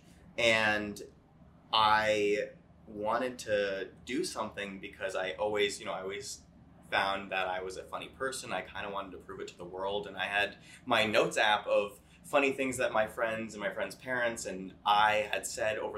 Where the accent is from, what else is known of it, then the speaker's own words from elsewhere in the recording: Connecticut, United States; I'm from Connecticut